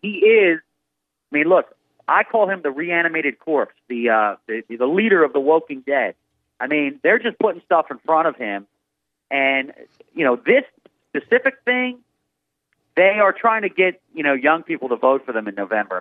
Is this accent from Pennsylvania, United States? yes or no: yes; Philadelphia, Pennsylvania, United States; now in Washington, D.C., United States; I'm from Philadelphia